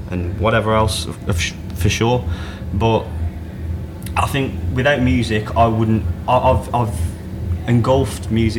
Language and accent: English; Telford, West Midlands, United Kingdom; you come from an area like Telford that isn't a city like London